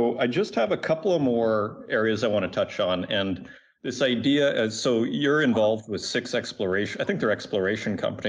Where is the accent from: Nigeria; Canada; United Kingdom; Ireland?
Canada; Saskatoon, Saskatchewan; I grew up in Saskatchewan and Saskatoon